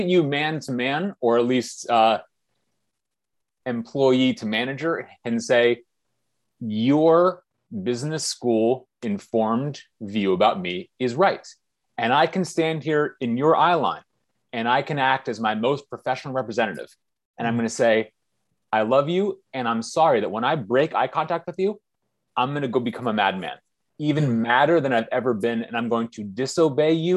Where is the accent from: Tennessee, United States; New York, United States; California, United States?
California, United States; Bay Area; we come from the Bay Area in California, we went to good schools